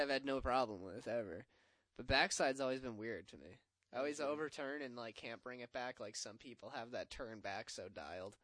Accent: Middleborough, Massachusetts, United States; my hometown, Middleborough Skate Park.

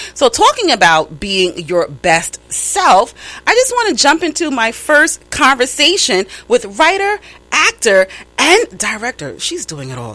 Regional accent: New York, United States; accent: New York; my New York accent

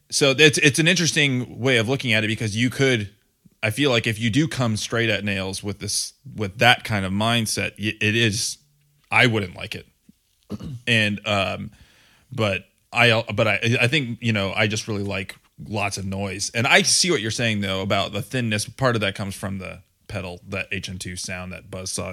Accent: Grand Rapids, Michigan, United States; accent: Grand Rapids / Michigander; now in Ohio, United States; brought back a little bit of my Grand Rapids accent, my Michigan, Michigander

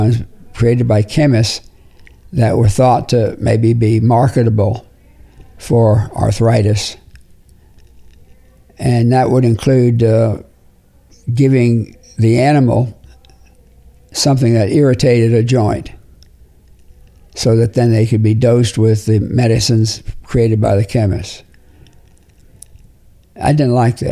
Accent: Florida, United States; moved away as an adult; also born or lived in New Jersey / New York / Birmingham, Alabama; I was born in New Jersey, educated from the second grade all the way up through college in Florida

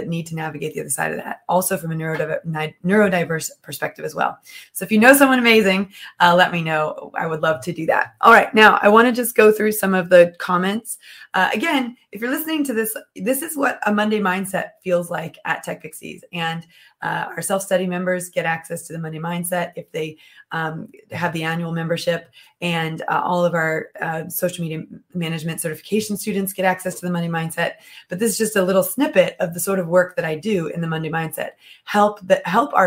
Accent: United States; I'm American

